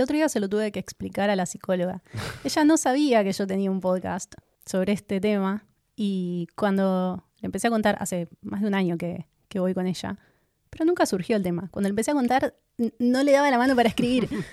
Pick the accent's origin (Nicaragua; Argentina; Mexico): Argentina; aunque somos argentinos